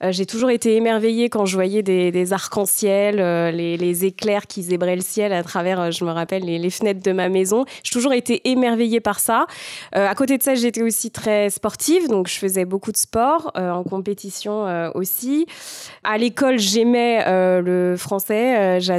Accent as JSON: {"language": "French", "area": "Val-d'Oise, Paris region", "region": "Île-de-France", "country": "France", "tie": "born or raised there", "said": "j'ai grandi en région parisienne, dans un petit village euh, dans le Val d'Oise."}